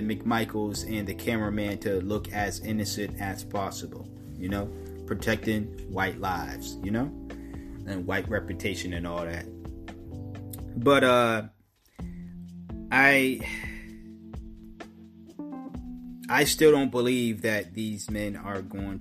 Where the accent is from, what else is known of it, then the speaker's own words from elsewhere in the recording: United States; I'm an American, and us Americans